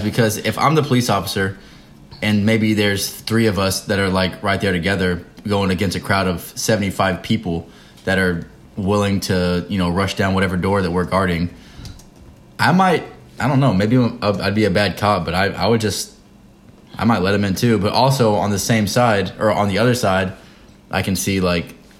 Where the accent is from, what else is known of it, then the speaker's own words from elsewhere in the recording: Texas, United States; moved away as an adult; now in North Carolina, United States; We're both from Texas. I'm in the military. Devin's a senior in college. Um, we live in North Carolina.